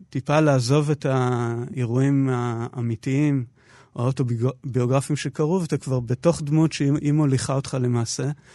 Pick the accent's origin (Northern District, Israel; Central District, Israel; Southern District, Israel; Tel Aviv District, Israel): Northern District, Israel; Ma'oz Haim; moved away as an adult; הסביבה הטבעית שלי זה קיבוץ מעוז חיים בעמק בית שאן